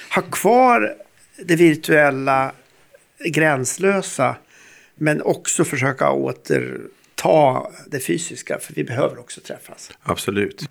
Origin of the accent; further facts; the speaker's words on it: Sweden; vi som svenskar, vi som nordbor och vi som Uppsala forskare